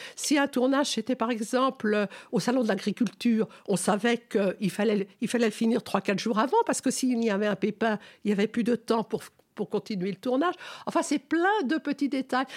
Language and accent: French; Paris, Île-de-France, France; also born or lived in Noisy-le-Sec; now in Montfermeil, France; Je, je suis née, donc, à Paris. J'ai vécu trente ans à Paris